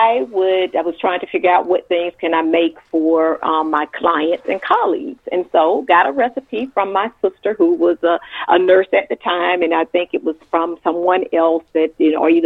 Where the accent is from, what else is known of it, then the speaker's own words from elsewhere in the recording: Macon, Georgia, United States; also born or lived in North Carolina / Atlanta, Georgia; Born and raised in Macon, Georgia